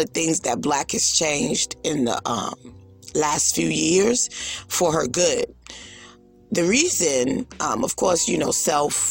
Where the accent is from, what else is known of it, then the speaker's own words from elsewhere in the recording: New York City, New York, United States; I'm from Brooklyn